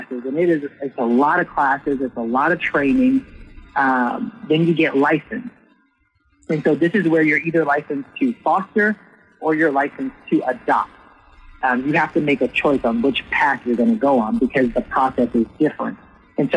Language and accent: English; New Orleans, Louisiana, United States; I'm from Southern Louisiana, New Orleans, born and raised